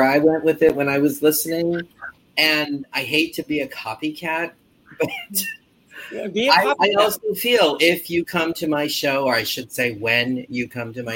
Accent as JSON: {"language": "English", "region": "Hawaii", "country": "United States", "moved": "as an adult", "lives_now": "New York, United States", "said": "I'm a kid from Hawaii who moved to New York 32 years ago"}